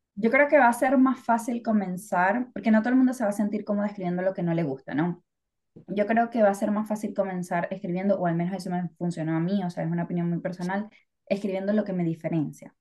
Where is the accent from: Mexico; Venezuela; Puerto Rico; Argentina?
Venezuela; now in England, United Kingdom; soy de Venezuela.